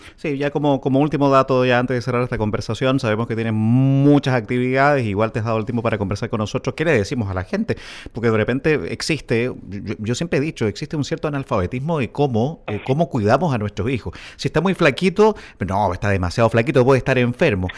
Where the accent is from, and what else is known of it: Chile